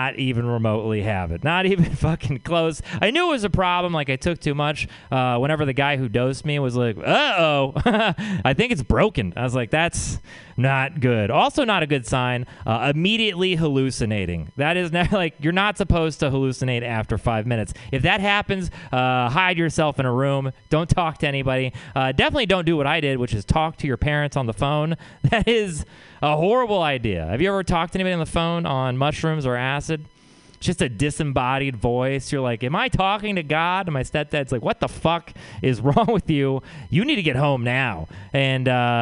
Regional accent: Texas, United States; moved away; I'm from Texas

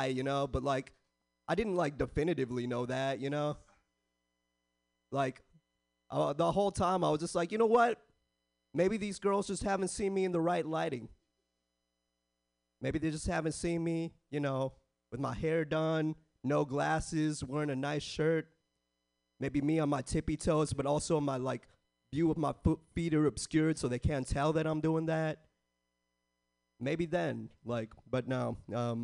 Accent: San Jose, California, United States; I was born and raised in the Bay

